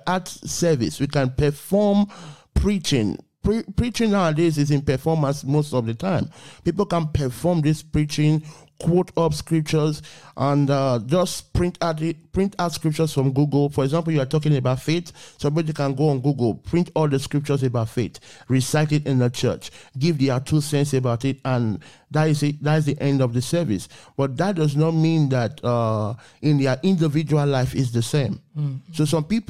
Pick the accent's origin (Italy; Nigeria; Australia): Nigeria; I was born in Africa, Nigeria to be precise